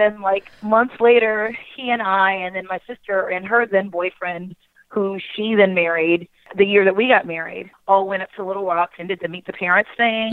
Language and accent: English; Baltimore, Maryland, United States; I grew up in Baltimore City